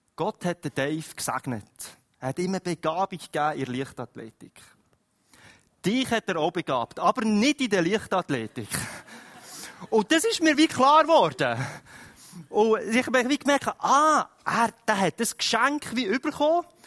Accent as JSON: {"language": "German", "country": "Switzerland", "said": "wir als Schweizer"}